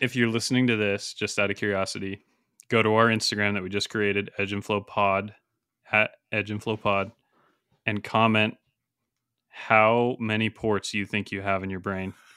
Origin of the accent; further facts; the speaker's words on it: Montana, United States; a university near where I grew up in Montana, Dillon, Montana